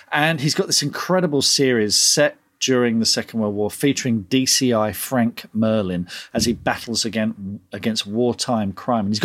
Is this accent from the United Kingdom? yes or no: yes; United Kingdom; And of course, because we're British, we discuss the weather.